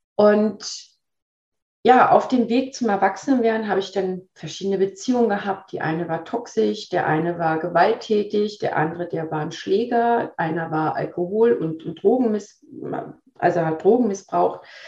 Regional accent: Berlin, Germany; also born or lived in Sweden; now in Waldlaubersheim, Germany; Gebürtig aus Berlin, teilweise in Schweden groß geworden und auch dort gelebt

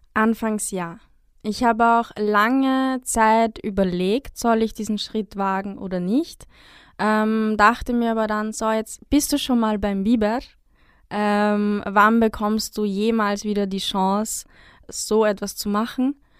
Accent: Upper Austria, Austria; moved away; also born or lived in Vienna; aufgewachsen in Oberösterreich, gemeinsam mit meiner Familie

